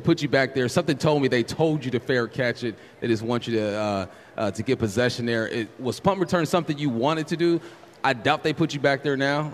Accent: California, United States; I'm from California

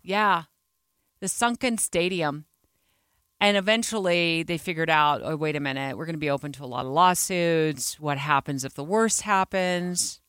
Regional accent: Phoenix, Arizona, United States; moved away as an adult; now in Salt Lake City, United States; growing up in Phoenix

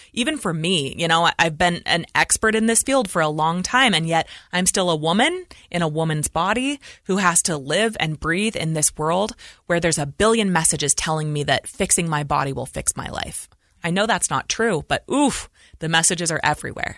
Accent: Idaho Falls, Idaho, United States; we were raised in Idaho Falls, Idaho.

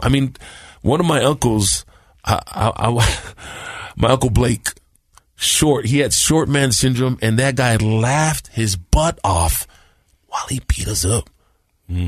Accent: Compton, California, United States; also born or lived in San Bruno, California; I was born in San Bruno, uh, San Francisco, in the Bay Area. I think I was six months old. My mom said, and we moved to Compton, California

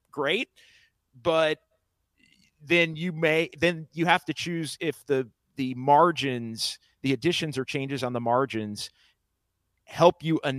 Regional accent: Sacramento, California, United States; To the people in Sacramento, and I'm from Sacramento, like, I would just say deep breath

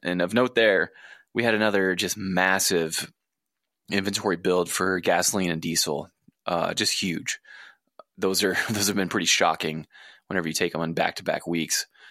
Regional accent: southwest of Houston, Texas Gulf Coast, United States; moved away; my hometown, down southwest of Houston on the coast

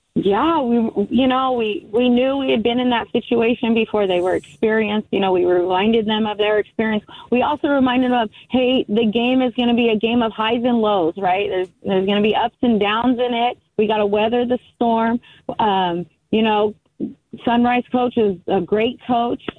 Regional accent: United States; I'm Native American also, grew up on the Fort Mojave Indian Reservation

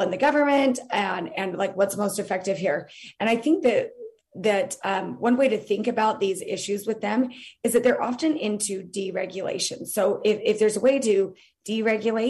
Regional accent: Utah, United States; moved away as an adult; also born or lived in East Coast; I grew up in Utah, but lived in the East Coast for years

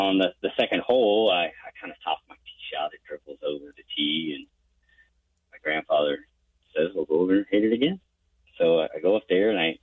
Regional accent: Charlotte, North Carolina, United States; I was born and raised in Charlotte, North Carolina.

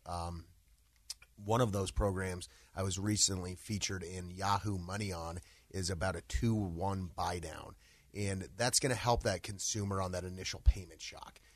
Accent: Littleton, Colorado, United States; also born or lived in Highlands Ranch, Colorado; I grew up, uh, in the Littleton area.

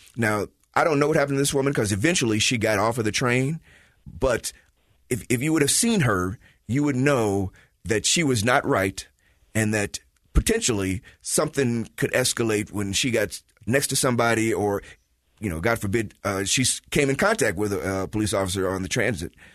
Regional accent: Chicago, Illinois, United States; now in Utah, United States; I'm from Chicago, been watching that for 40, 50 years.

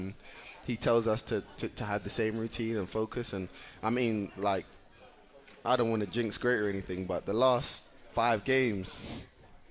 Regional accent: England, United Kingdom; now in United States; growing up in England

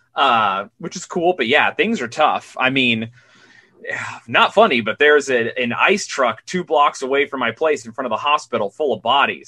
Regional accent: Utah, United States; also born or lived in Queens, New York; now in New York City, United States

